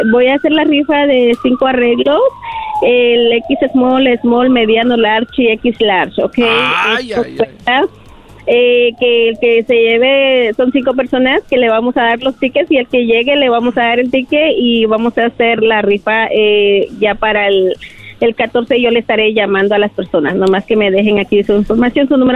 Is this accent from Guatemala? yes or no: yes; Guatemala; Ah, bueno, yo vengo de Guatemala.